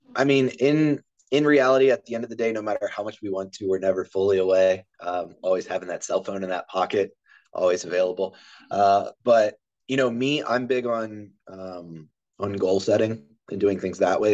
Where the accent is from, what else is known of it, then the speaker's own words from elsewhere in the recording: Harford County, Maryland, United States; moved away; also born or lived in West Virginia; I'm actually from Maryland, um, Harford County, Maryland. I'm about 45 minutes east of Baltimore County